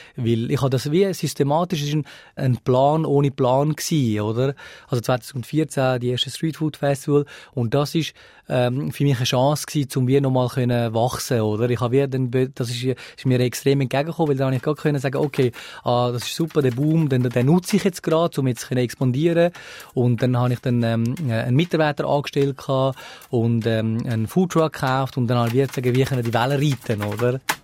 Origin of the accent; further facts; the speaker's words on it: Switzerland; also born or lived in Sri Lanka; ich bin eigentlich äh, äh Schweizer